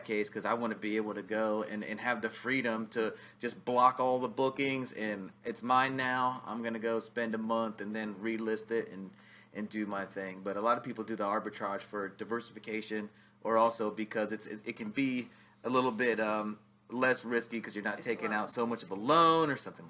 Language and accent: English; Outer Banks, North Carolina, United States; The Outer Banks.